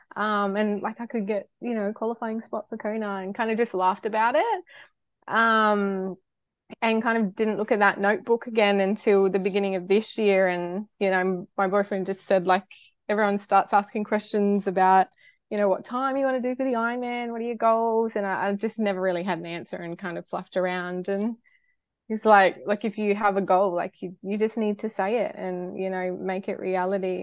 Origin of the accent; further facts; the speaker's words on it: Cairns, Queensland, Australia; I'm, I'm from Cairns, far north Queensland girl.